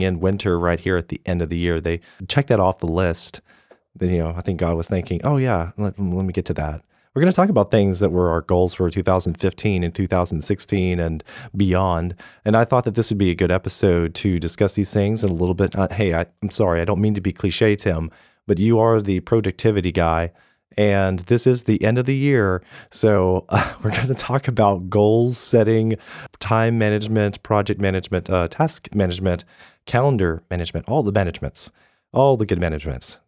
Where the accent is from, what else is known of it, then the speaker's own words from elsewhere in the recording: United States; I'm an American